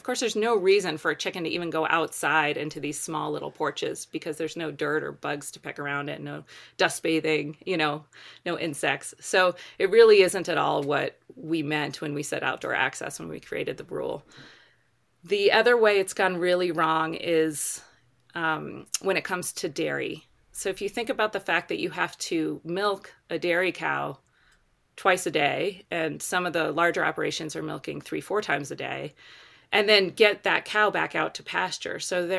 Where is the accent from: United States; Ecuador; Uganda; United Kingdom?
United States; Colorado; they're in my home state of Colorado on the Front Range.